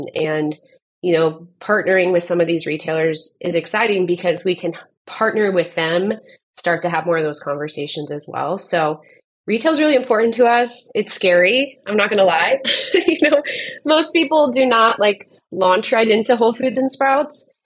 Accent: Southern California, United States; now in Arizona, United States; I grew up in Southern California

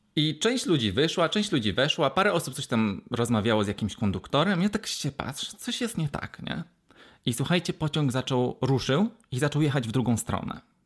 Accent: Wrocław, Lower Silesian Voivodeship, Poland; ja jestem z Wrocławia

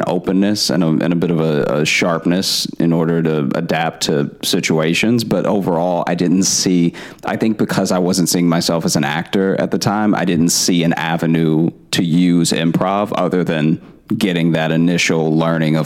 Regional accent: Alexandria, Louisiana, United States; moved away as an adult; also born or lived in Chicago / Shreveport; now in New York, United States; I grew up in Louisiana

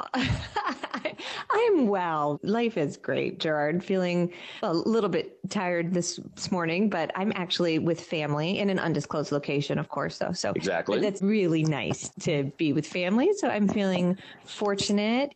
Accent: Michigan, United States; my home state, the beautiful state of Michigan

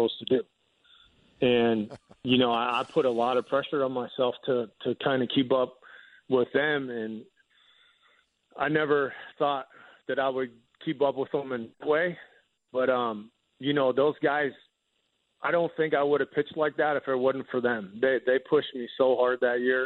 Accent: Chester County, Pennsylvania, United States; I grew up in Chester County, which is about 30 minutes outside of Philly

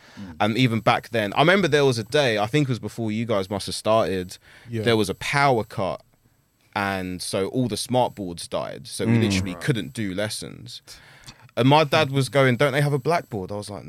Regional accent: Chafford, East of England, United Kingdom; also born or lived in New Cross; I was born in New Cross, lived there till I was like 3. We were like one of the first families to move into Chafford, like 94, 95.

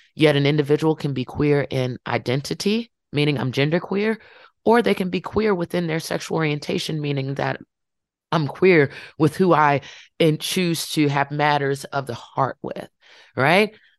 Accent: Farmville, Virginia, United States; my hometown

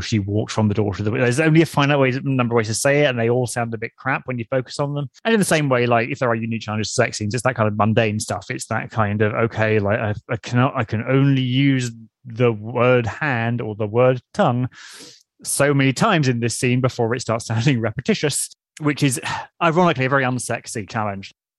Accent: United Kingdom; accent: RP; the accent I was taught to have

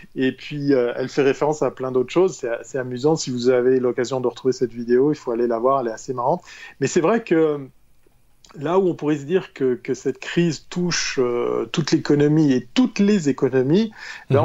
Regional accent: Switzerland; en tant que bon Suisse

